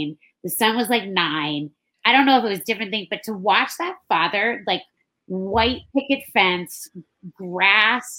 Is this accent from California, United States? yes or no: no; Hawaii, United States; moved away; I'm from Hawaii.